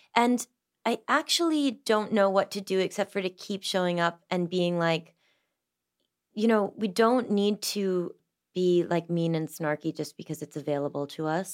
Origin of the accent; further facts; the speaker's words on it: Massachusetts, United States; I grew up in Massachusetts in a big old house in the middle of the woods.